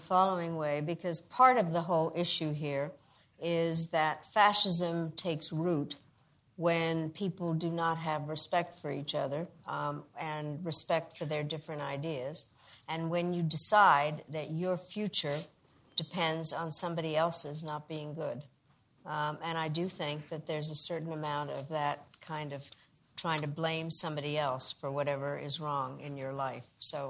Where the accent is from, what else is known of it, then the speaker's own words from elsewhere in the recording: Czechia; born there; I was born in Czechoslovakia